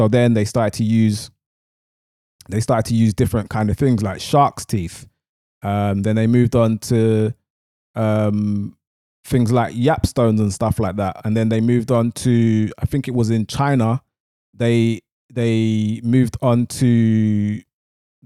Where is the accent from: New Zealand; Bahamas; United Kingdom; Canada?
United Kingdom; London; I'm from East London, so when I'm talking, sometimes I say barter, sometimes I say barter